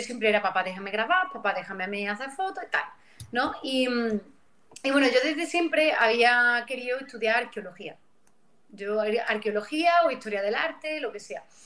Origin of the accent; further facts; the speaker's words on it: Pozoblanco, Andalusia, Spain; vengo de Córdoba, aunque de una zona bastante rural, como es el Valle de los Pedroches